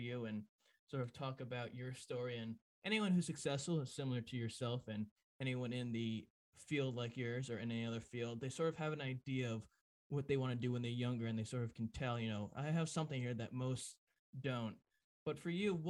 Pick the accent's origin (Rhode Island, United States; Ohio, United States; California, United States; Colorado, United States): Rhode Island, United States; South Kingstown; growing up in South Kingstown, when I went to South Kingstown High School